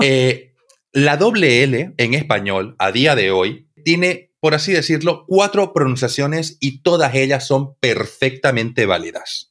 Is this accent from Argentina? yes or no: no; Santa Cruz de la Sierra, Santa Cruz, Bolivia; yo vengo de Santa Cruz, eh, que está en Bolivia